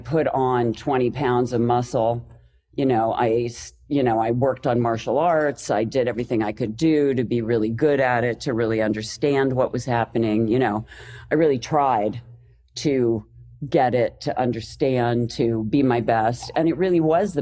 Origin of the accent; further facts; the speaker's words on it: Pennsylvania, United States; moved away as an adult; now in Los Angeles, United States; because I'm from Pennsylvania, which is, you know, the snow and slush center of the world.